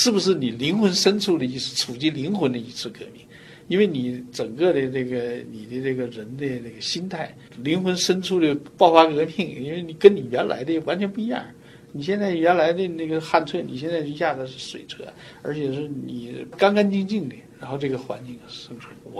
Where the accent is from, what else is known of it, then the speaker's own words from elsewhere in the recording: China; moved away as an adult; now in United States; 所以我在中国出生长大的，一方水土养一方人，是不是？所以我就说，我在中国